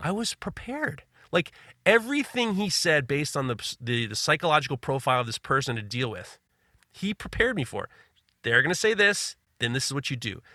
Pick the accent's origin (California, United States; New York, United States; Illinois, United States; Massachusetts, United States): New York, United States; New York City; I grew up in New York City